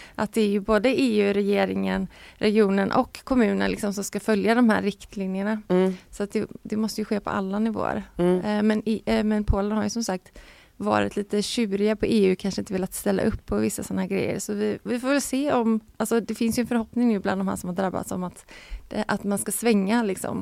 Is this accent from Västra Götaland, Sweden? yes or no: yes; Gothenburg, Västra Götaland, Sweden; som göteborgare är man ju van vid dimma